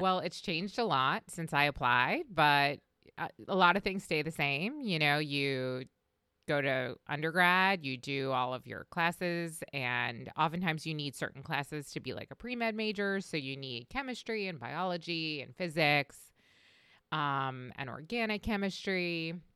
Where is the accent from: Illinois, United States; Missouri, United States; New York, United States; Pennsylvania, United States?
New York, United States; Long Island; moved away as an adult; also born or lived in Delaware / Washington, D.C. / Baltimore; I grew up on Long Island in New York